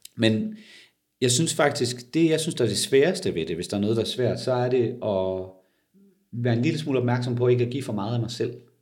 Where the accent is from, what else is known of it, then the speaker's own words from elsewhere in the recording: Denmark; som danskere